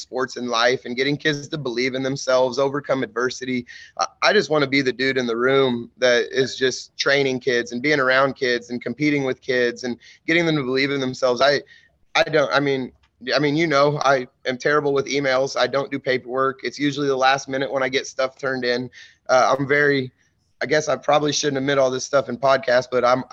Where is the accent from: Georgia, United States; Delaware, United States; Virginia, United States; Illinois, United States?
Illinois, United States; Mattoon; I'm from Mattoon, Illinois. So I grew up in Mattoon